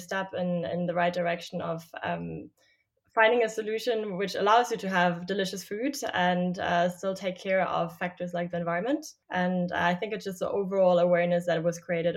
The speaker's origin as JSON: {"language": "English", "country": "Germany", "moved": "as an adult", "lives_now": "United States", "said": "I'm originally from Germany"}